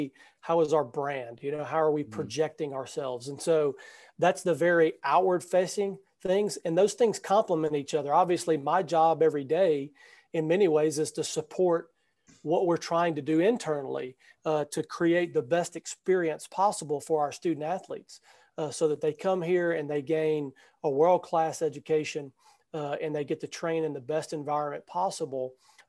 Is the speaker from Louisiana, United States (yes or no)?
yes; Louisiana, United States; So I'm from Louisiana, went to Northwestern State, which is in Louisiana, left to go to Texas to work at the Southland Conference for a year, and then came back to the state of Louisiana